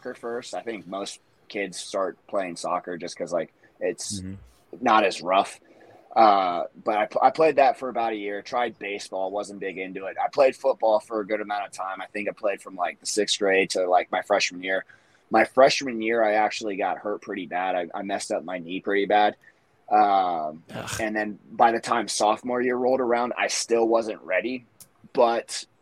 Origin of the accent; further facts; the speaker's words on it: Columbus, Ohio, United States; I'm from Columbus, Ohio.